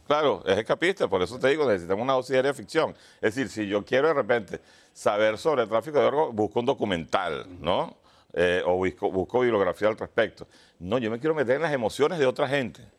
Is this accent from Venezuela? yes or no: yes; Venezuela; yo soy venezolano